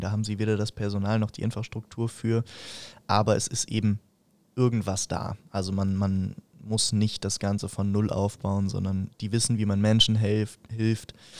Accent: Fürstenfeldbruck, Bavaria, Germany; bei uns in Fürstenfeldbruck

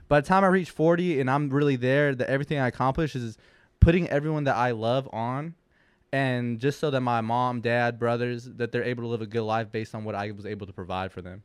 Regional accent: West Hollywood, California, United States; I grew up in West Hollywood. That is the gay capital of California.

